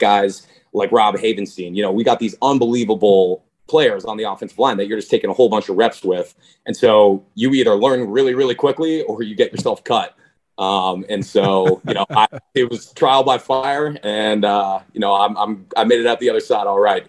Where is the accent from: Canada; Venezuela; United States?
Canada; I'm obviously honored to represent Canada